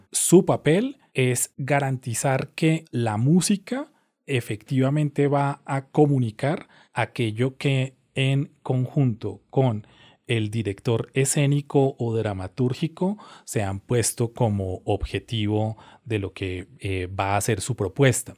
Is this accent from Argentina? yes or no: no; Colombia